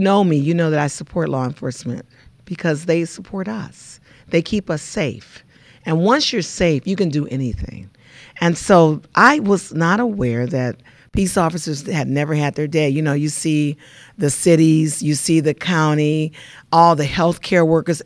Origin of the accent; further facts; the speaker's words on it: Los Angeles, California, United States; now in Inland Empire, United States; I grew up in South Central L A, and I grew up during the Watts riot